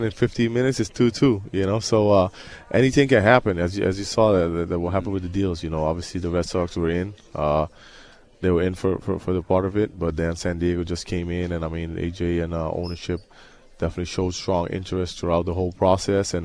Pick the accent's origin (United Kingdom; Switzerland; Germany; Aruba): Aruba; moved away; I'm from Aruba, so I speak different languages